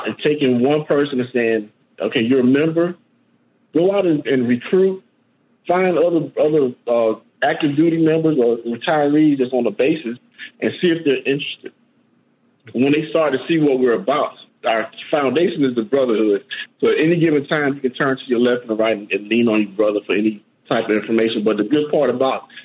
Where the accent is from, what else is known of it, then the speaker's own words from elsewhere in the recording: Miami, Florida, United States; I grew up in Miami, Florida.